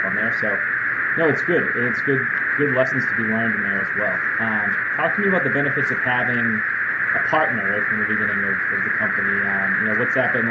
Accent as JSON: {"language": "English", "town": "Boston", "region": "Massachusetts", "country": "United States", "said": "I'm from Boston, so I live about 2 hours from any mountain type of region"}